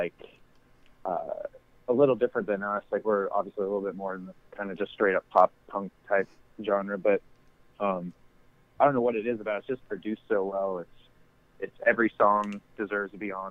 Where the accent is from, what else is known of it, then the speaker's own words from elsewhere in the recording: North Carolina, United States; I didn't really necessarily grow up in Raleigh, but I grew up in North Carolina